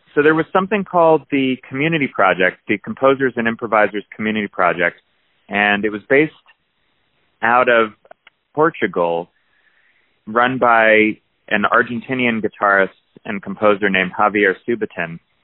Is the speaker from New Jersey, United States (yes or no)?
yes; New Jersey, United States; I grew up in New Jersey